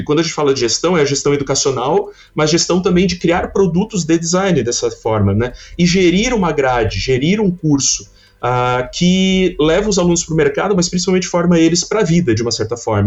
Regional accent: Criciúma, Santa Catarina, Brazil; eu sou de Criciúma, Santa Catarina

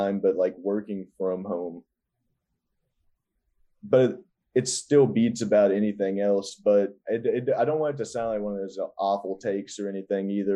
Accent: Kentucky, United States; also born or lived in California; now in Los Angeles, United States; there was a venue in my hometown in Kentucky

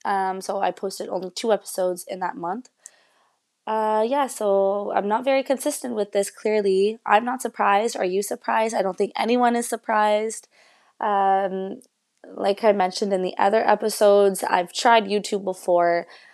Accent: England, United Kingdom; even though I'm speaking in English in this, and even though I am English, I've always went to French school.

